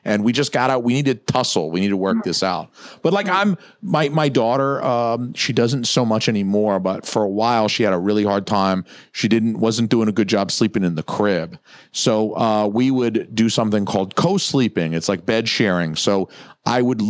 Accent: Atlanta, the South, United States; moved away; I'm from the South, 30 years in Atlanta.

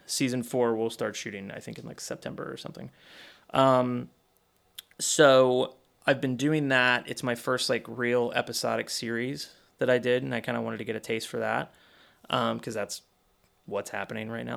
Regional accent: Kentucky, United States; moved away; I grew up in Kentucky

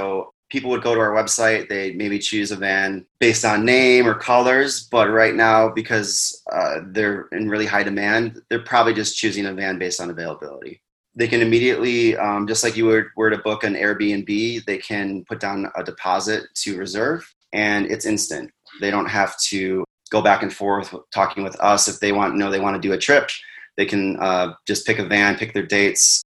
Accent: Wisconsin, United States; now in Arizona, United States; We're originally from Wisconsin

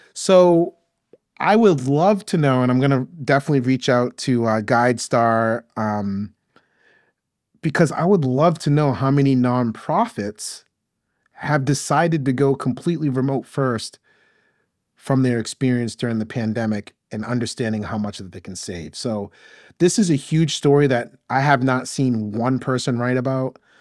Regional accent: Maine, United States; moved away as an adult; now in Atlanta, United States; I'm originally from Maine, grew up in Maine

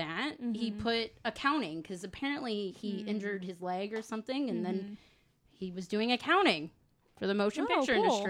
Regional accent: Los Angeles, California, United States; I'm actually from LA, born and raised.

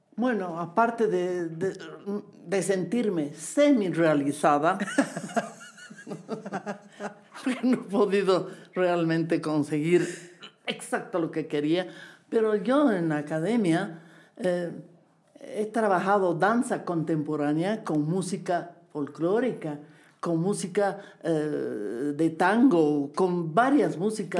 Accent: Bolivia; also born or lived in Lima, Peru; tengo que volver a Bolivia, a mi tierra

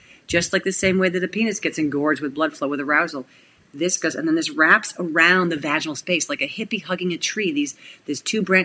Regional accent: Cleveland, Ohio, United States; we're from Cleveland

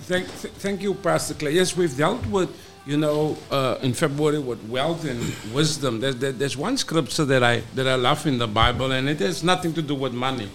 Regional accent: South Africa; I'm a South African

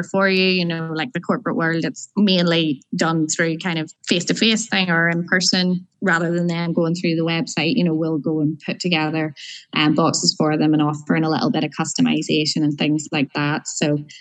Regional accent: Larne, Northern Ireland, United Kingdom; on my way home to Larne. I'm originally from Larne

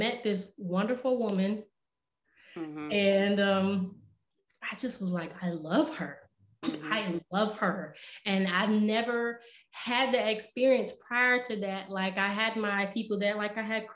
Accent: Rochester, New York, United States; moved away as an adult; now in Philadelphia, United States; I'm actually from Rochester, New York.

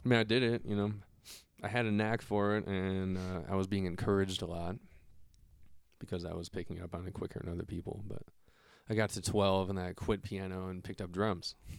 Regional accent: Solon, Ohio, United States; also born or lived in Akron, Ohio; when I was one, I moved into the house that my dad still lives in.

